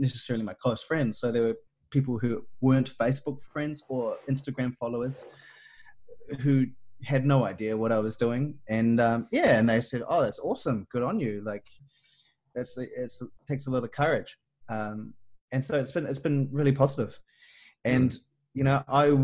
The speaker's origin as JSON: {"language": "English", "country": "New Zealand", "said": "I'm a Kiwi and us Kiwis"}